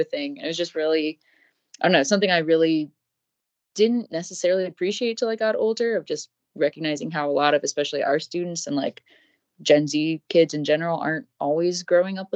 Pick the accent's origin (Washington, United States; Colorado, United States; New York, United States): Washington, United States; Everett; I grew up in Everett, Washington, which is like 20 minutes north of Seattle.